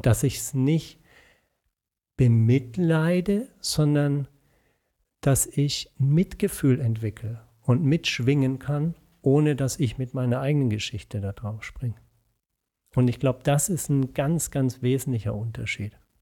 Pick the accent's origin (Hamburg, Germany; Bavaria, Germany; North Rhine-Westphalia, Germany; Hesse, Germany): Bavaria, Germany; Franconia, between Nuremberg and Würzburg; also born or lived in Pforzheim / Erlangen; now in Bonn, Germany; mit zwei Jahren sind meine Eltern nach Franken gezogen, mhm. zwischen Nürnberg und Würzburg. Und dort bin ich dann auch zur Schule gegangen